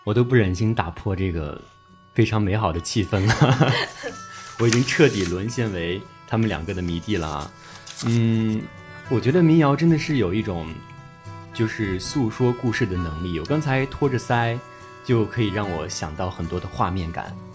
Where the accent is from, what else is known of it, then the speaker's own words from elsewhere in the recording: Fuyang, Anhui, China; 我的家乡呢，是在安徽省阜阳市